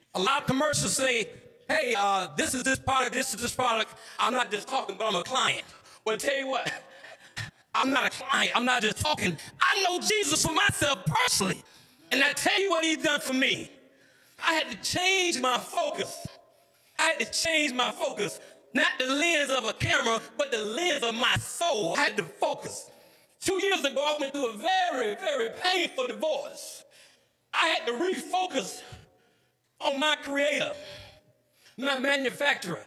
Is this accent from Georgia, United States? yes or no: yes; Mecca, Georgia, United States; I grew up in Mecca, Georgia